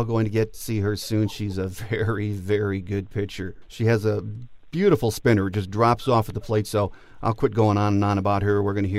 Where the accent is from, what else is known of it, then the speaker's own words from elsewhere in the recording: Newport, Michigan, United States; she's from my hometown, my home parish, my little grade school of St. Charles in Newport, Michigan.